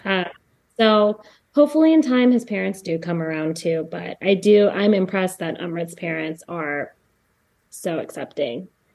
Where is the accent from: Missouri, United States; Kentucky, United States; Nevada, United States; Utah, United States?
Missouri, United States; Jefferson City; I grew up in Jefferson City, Missouri, which has, like, no diversity